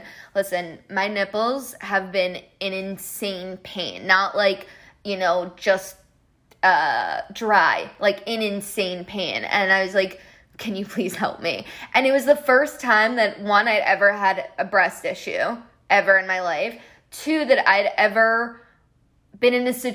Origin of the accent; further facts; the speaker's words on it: Colombia; soy de Colombia